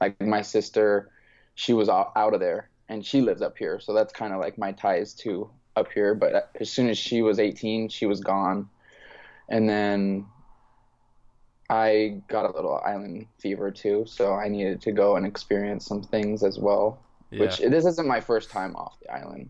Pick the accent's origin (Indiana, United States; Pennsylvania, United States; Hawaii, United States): Hawaii, United States; Maui; moved away as an adult; also born or lived in Oregon; now in Renton, United States; I'm born and raised on Maui.